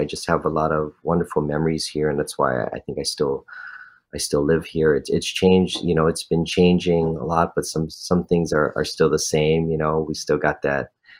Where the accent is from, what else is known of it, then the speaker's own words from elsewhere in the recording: Honolulu, Hawaii, United States; growing up in this community